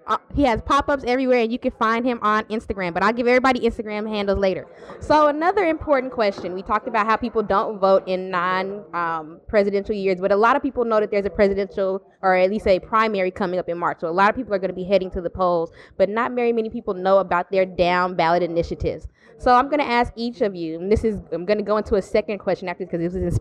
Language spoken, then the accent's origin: English; Georgia, United States; remember I'm from Cobb County.